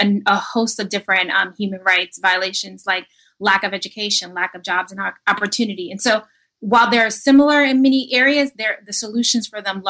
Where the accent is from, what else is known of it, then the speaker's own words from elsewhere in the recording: Philadelphia, Pennsylvania, United States; I'm born and raised in Philadelphia in what many people would consider very violent and drug-impacted community.